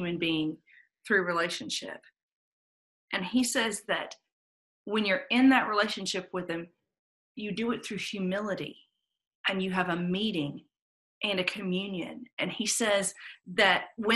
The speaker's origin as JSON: {"language": "English", "town": "Atlanta", "region": "Georgia", "country": "United States", "tie": "born or raised there", "said": "I grew up here in Atlanta in a very civil rights oriented city"}